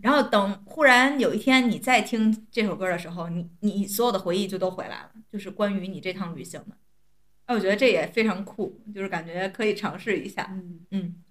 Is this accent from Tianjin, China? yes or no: yes; Tianjin, China; 我作为天津人